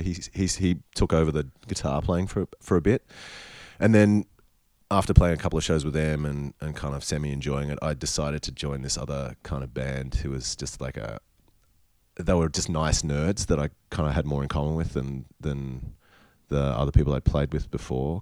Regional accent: North Queensland, Australia; also born or lived in Sydney, New South Wales / Mackay, Queensland / Cairns, Queensland; I was born in Sydney in Paddington in the Women's Hospital and I lived there for the first 3 or 4 years of my life. Then I think they moved moved to uh, Cairns, my parents. Uh-huh. Um, and oh no, sorry, Mackay, so really North Queensland

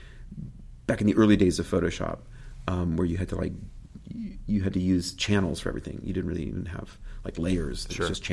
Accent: Kansas City, Missouri, United States; I grew up in Kansas City, Missouri, a beautiful neighborhood, very idyllic

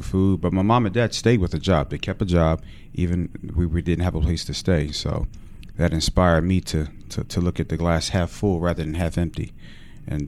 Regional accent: Philadelphia, Pennsylvania, United States; also born or lived in Coatesville, Pennsylvania; I'm from West Philly

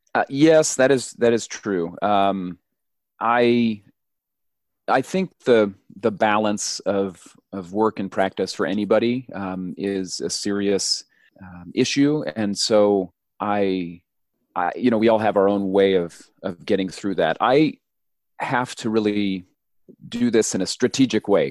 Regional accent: New Mexico, United States; I grew up in New Mexico

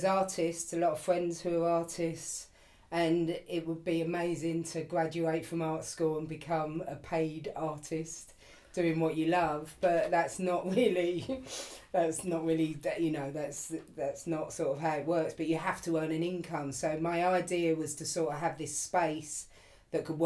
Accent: London, United Kingdom; I grew up in Pimlico, still live in Pimlico now.

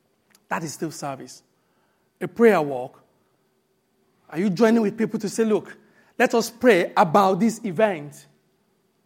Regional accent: Nigeria; moved away; When I grew up in Nigeria and I got to become born again

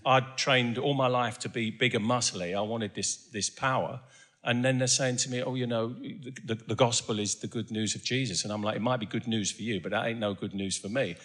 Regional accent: Essex, East of England, United Kingdom; also born or lived in Doncaster; although I grew up in Essex, I was born in, um, in Doncaster.

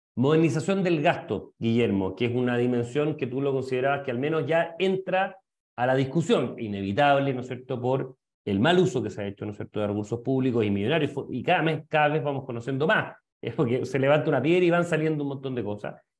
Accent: Chile; como sociedad chilena

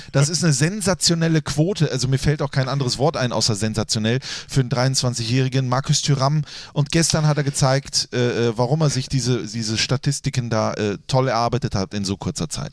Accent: Grevenbroich, North Rhine-Westphalia, Germany; habe ich einige Teile meiner Kindheit in Grevenbroich verbracht

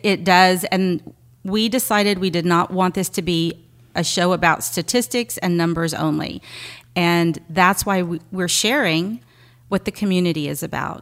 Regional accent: Seabrook, Texas, United States; moved away as an adult; now in Galveston, United States; I grew up in the Clear Lake, well, Seabrook area, right across the bridge

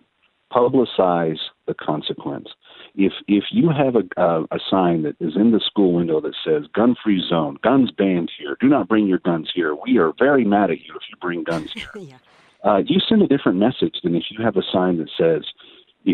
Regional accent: Texas, United States; I'm a Texan by nature

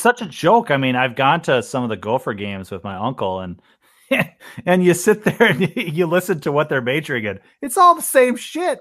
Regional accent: Minnesota, United States; I'm from Minnesota

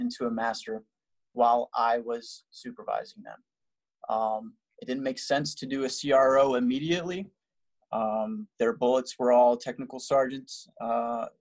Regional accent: New Jersey, United States; moved away; I'm from New Jersey, and we don't have a team.

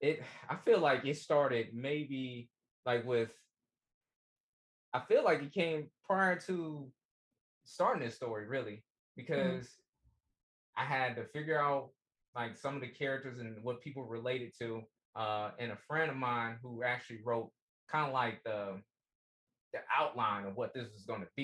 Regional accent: St. Louis, Missouri, United States; I'm from like, you know, around like the St. Louis area. That's where I'm from

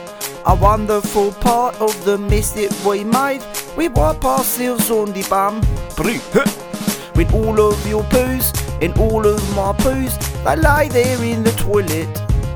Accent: South Africa; No, I'm from South Africa. A lot of people don't know that.

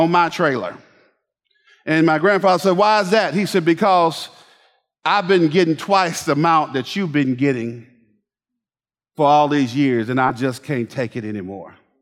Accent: Bainbridge, Georgia, United States; I grew up in Bainbridge, Georgia.

